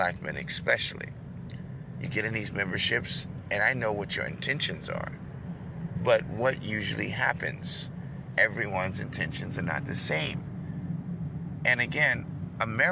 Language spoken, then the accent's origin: English; New York, United States; now in Texas, United States; I'm from New York